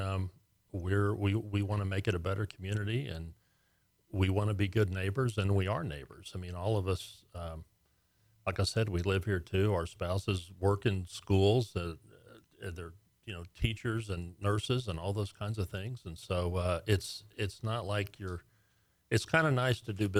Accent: Texas, United States; a lot of us were born here. I'm a native

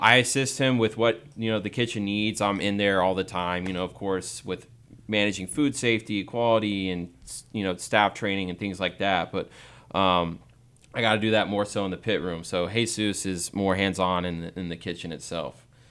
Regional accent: Texas, United States; growing up in Texas

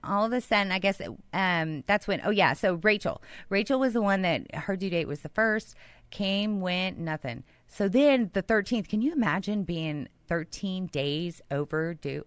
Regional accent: Houston, Texas, United States; I grew up in Houston

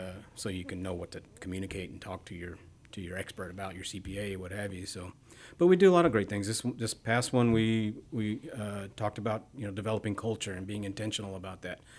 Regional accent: Bryan, Texas, United States; also born or lived in Midwest / Katy, Texas; I moved to Texas when I was young. I was seven. We, uh, we moved to Bryan

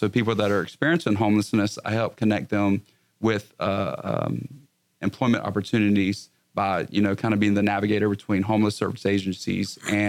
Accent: South Carolina, United States; now in Texas, United States; I'm from South Carolina originally.

